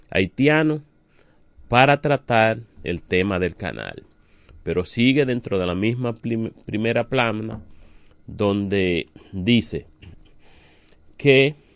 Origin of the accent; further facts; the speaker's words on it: Dominican Republic; a nosotros como ciudadanos, como dominicanos y como comunicadores nos preocupa el mal manejo